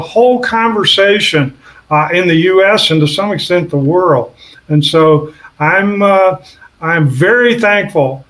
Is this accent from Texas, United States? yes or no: yes; southeast Texas, United States; I grew up in Cancer Alley in southeast Texas, right on the Louisiana border.